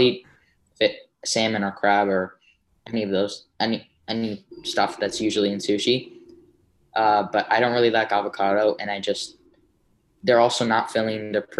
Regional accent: New York City, New York, United States

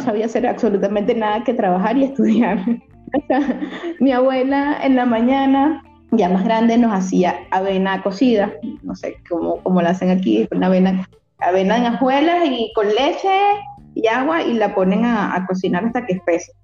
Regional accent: Barcelona, Anzoátegui, Venezuela; moved away as an adult; also born or lived in Caracas, Venezuela; now in Mexico; estaba en Barcelona, que es mi ciudad de origen

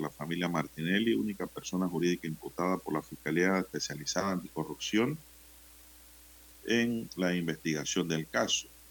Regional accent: Santiago de Veraguas, Veraguas, Panama; en Santiago de Veragua, mi provincia natal. Veraguas.

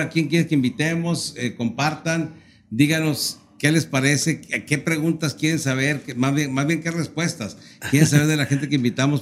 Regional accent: Torreón, Coahuila, Mexico; now in Monterrey, Mexico; yo soy de Torreón

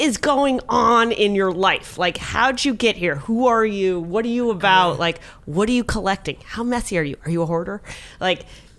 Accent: Colorado, United States; I was born in Colorado.

